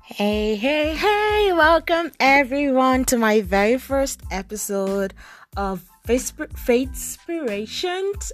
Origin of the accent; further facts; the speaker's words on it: Nigeria; now in Toronto, Canada; I'm a Nigerian faith and lifestyle blogger based in Toronto, Canada